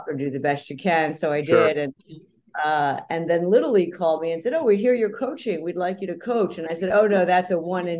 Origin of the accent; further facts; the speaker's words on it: New York City, New York, United States; growing up in New York City, we grew up as hockey fans